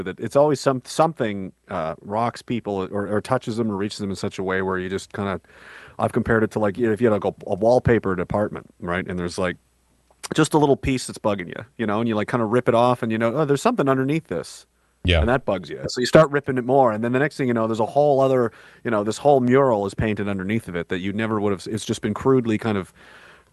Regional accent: Canada; I'm Canadian content

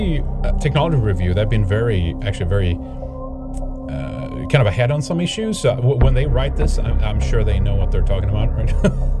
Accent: Pennsylvania, United States; I mean, I'm from Pennsylvania

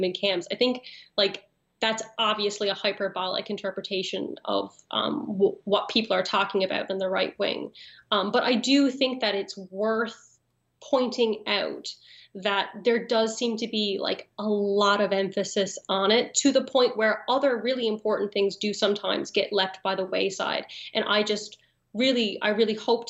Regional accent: Newfoundland and Labrador, Canada; moved away as an adult; I grew up in Newfoundland

